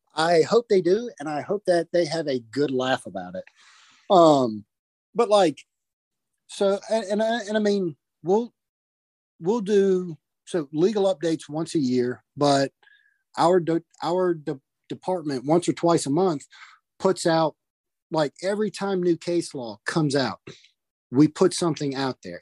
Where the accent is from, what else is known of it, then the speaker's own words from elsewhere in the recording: North Carolina, United States; I'm from North Carolina